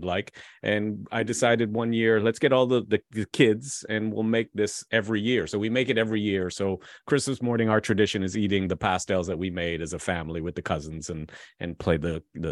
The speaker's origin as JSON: {"language": "English", "town": "Toronto", "region": "Ontario", "country": "Canada", "said": "we're from Toronto"}